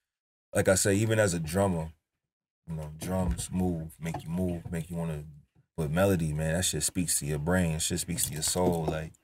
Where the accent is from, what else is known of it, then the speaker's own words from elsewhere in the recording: New York, United States; But I think people forget, like, I'm from New York, so I don't make just trap beats.